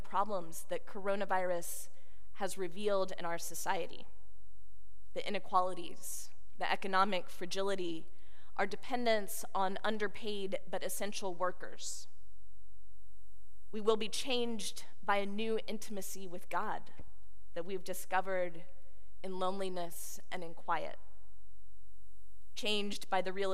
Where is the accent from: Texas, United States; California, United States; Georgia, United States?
Texas, United States; Houston; moved away; the people of my hometown